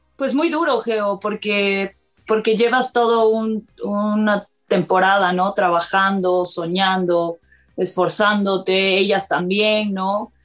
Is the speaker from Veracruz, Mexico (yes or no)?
yes; Córdoba, Veracruz, Mexico; Eh, nací en Córdoba, Veracruz.